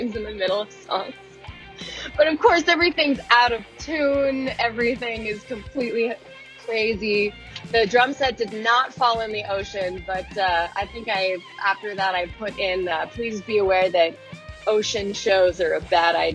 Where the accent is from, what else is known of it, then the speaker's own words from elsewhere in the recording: Pacific Grove, California, United States; my hometown called the Feast of Lanterns